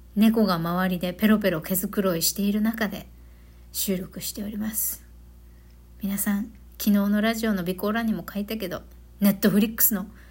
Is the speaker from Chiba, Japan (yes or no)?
no; Okinawa, Japan; 日本人である前に私はうちなーんちゅう、沖縄人なんです